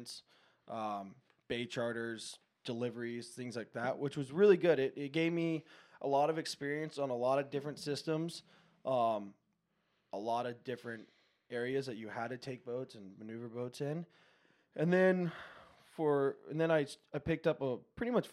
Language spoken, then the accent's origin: English; Encinitas, California, United States; born or raised there; also born or lived in Palm Desert, California